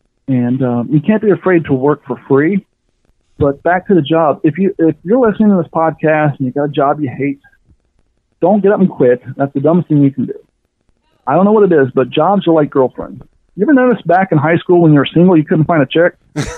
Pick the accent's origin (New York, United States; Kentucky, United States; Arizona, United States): Kentucky, United States; also born or lived in Ohio; growing up in Kentucky and Ohio, I come from long story short, as a kid, I was on food stamps and all that stuff.